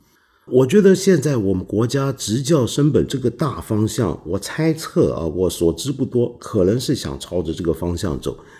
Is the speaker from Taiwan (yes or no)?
no; China; 我们身为一个中国人，你想想看，这个感觉会不会很魔幻？